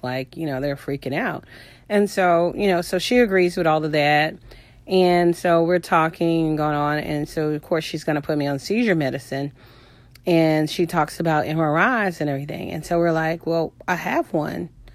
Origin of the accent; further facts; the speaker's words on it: Houston, Texas, United States; I'm from Houston